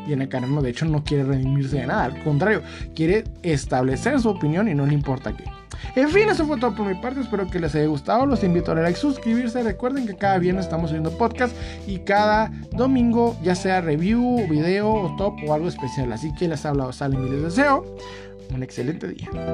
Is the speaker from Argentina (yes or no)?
no; Mexico; now in United States; uno como mexicano o como latinoamericano